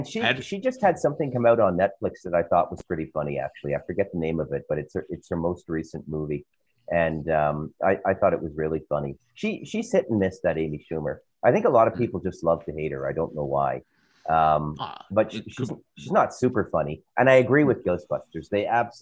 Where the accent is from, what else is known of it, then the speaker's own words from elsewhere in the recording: Ottawa, Ontario, Canada; Ottawa, my hometown